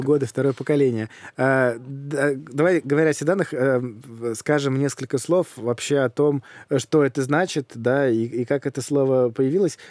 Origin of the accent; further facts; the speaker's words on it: Moscow, Russia; я в детстве жил в Москве